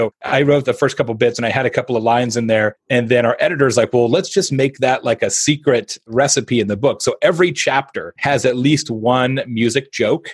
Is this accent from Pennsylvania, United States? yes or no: no; Phoenix, Arizona, United States; I'm from Phoenix